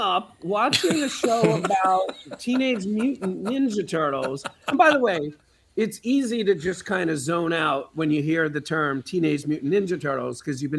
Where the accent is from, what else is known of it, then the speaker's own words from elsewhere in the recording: New York, United States; I always fall back on maybe it's because I'm from New York, but I've met a lot of New Yorkers who are not like this